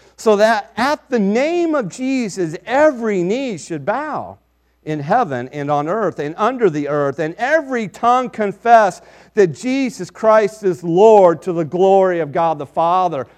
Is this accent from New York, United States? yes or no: no; Kiowa, Kansas, United States; I was born on December 4th, 1966, in Kiowa, Kansas, and so I can say I have gone forth from a little town in Kansas